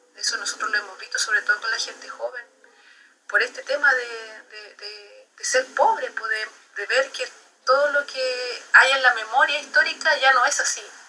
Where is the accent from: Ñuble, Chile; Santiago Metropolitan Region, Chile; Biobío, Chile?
Santiago Metropolitan Region, Chile; Santiago; moved away as an adult; now in Temuco, Chile; nací en Santiago y vivo en Temuco hace más de 11 años